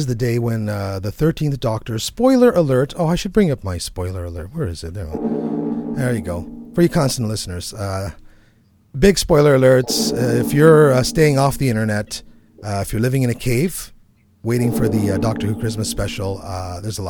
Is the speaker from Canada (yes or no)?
yes; Canada; I'm a Canadian